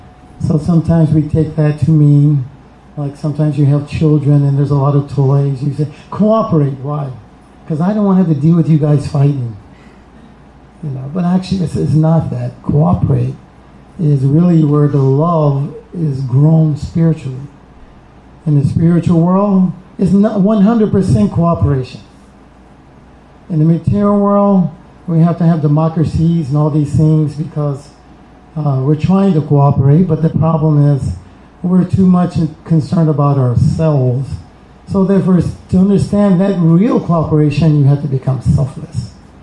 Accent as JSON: {"language": "English", "town": "Atlanta", "region": "Georgia", "country": "United States", "said": "I'm from Atlanta, so you know, we have another set of gurus down there."}